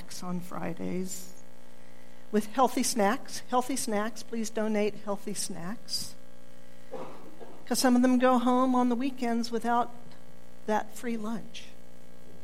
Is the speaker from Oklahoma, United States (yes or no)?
yes; Oklahoma, United States; I'm born and bred in Oklahoma, but there are so many times I would like to say, no, I'm not from here, but I am